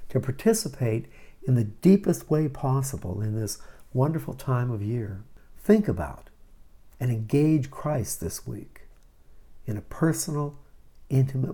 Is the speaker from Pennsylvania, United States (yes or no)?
yes; Pittsburgh, Pennsylvania, United States; I grew up in Pittsburgh, Pennsylvania